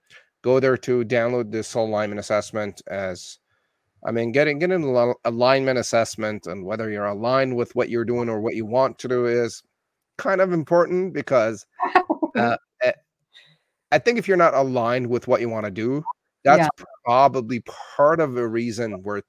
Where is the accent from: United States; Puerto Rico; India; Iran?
Iran; also born or lived in Canada; I'm Iranian Canadian, and there's a lot going on in Iran right now